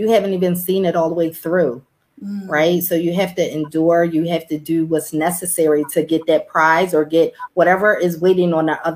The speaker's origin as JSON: {"language": "English", "town": "Philadelphia", "region": "Pennsylvania", "country": "United States", "tie": "born or raised there", "said": "So I'm originally from Philadelphia, where I grew up. I was born and raised in North Philadelphia."}